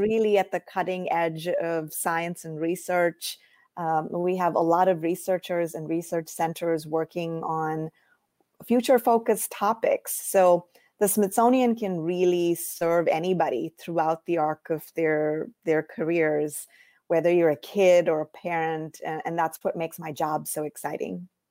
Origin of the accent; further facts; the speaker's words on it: India; moved away as an adult; also born or lived in Iowa, United States; now in United States; I grew up in India